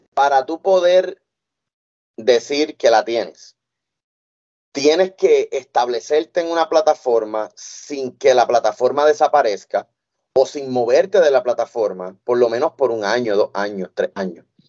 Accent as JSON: {"language": "Spanish", "country": "Puerto Rico", "moved": "yes", "said": "mi tierra, a Puerto Rico"}